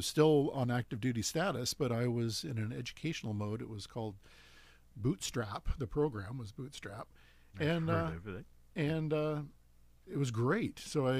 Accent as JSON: {"language": "English", "town": "Portland", "region": "Oregon", "country": "United States", "tie": "born or raised there", "said": "Portland, Oregon."}